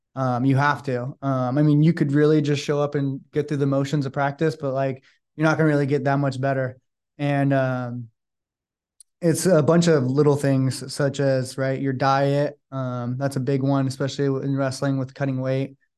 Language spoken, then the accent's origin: English; Sacramento, California, United States; now in San Francisco, United States